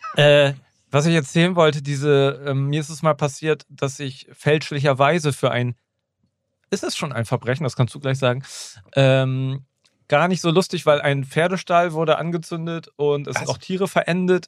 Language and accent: German; Schwanewede, Lower Saxony, Germany; ich bin ja in, in Schwanewede Neuenkirchen groß geworden